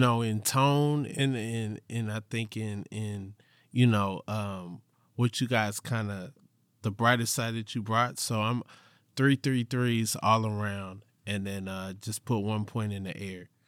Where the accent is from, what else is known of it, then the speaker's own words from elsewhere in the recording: Atlanta, Georgia, United States; from Atlanta, Georgia